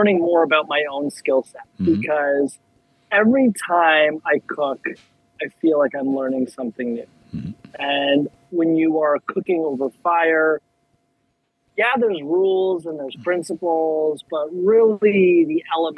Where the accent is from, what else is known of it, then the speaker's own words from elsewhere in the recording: Toronto, Ontario, Canada; moved away as an adult; now in South Florida, United States; born and raised in Toronto